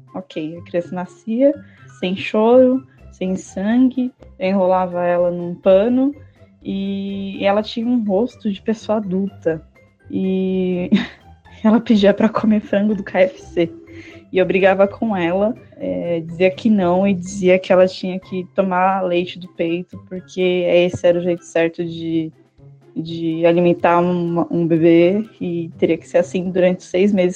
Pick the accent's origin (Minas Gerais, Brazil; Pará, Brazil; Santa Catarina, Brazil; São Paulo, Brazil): São Paulo, Brazil; sou da cidade de São Paulo